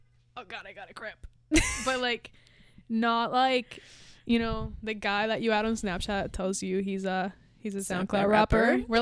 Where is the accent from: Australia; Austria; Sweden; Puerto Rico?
Puerto Rico; now in Miami, United States; we are from Puerto Rico, sorry, I cannot change the accent.